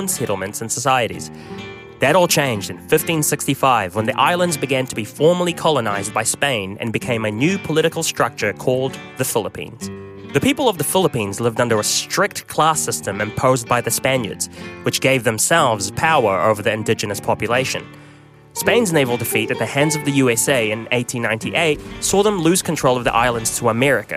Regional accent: Auckland, New Zealand; Glenfield, where I grew up, was majority white

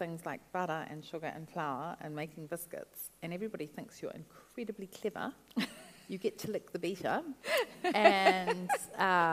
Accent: New Zealand; also born or lived in Gisborne / Brazil; Came back to New Zealand, and I went home to live with my parents in Wellington

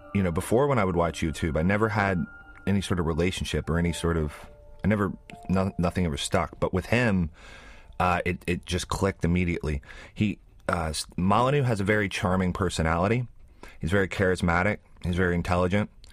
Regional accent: West Virginia, United States; moved away as an adult; now in New Zealand; I grew up in West Virginia

